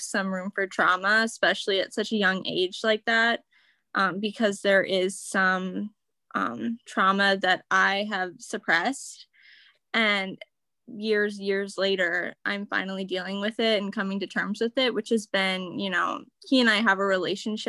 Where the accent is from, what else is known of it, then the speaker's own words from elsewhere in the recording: Wooster, Ohio, United States; I grew up in Worcester, Ohio, which is in kind of an Amish country.